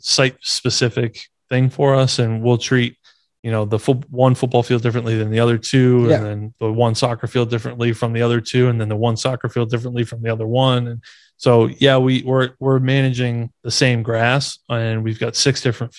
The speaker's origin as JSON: {"language": "English", "region": "Maine", "country": "United States", "tie": "born or raised there", "moved": "yes", "said": "coming from New England, born and raised in Maine, went to school at UMass"}